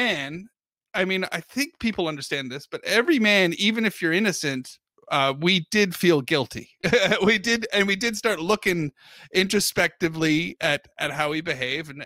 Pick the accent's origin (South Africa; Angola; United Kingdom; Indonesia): United Kingdom; now in United States; ignore my accent, I'm from Britain.